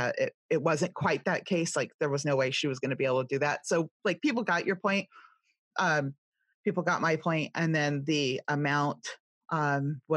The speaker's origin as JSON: {"language": "English", "region": "California", "country": "United States", "also_born_or_lived": "Ohio / Indiana", "accent": "California, Valley girl", "moved": "yes", "lives_now": "East Coast, United States", "said": "I'm from California, I have a heartland background and I'm on the East Coast now"}